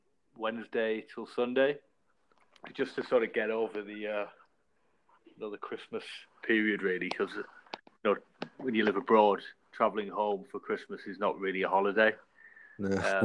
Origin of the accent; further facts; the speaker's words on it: Yorkshire and the Humber, United Kingdom; moved away as an adult; now in Singapore; I'm originally from North Yorkshire, not too far from Middlesbrough.